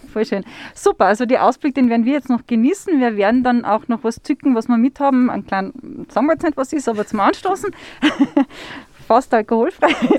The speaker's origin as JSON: {"language": "German", "region": "Upper Austria", "country": "Austria", "said": "bei uns in Oberösterreich"}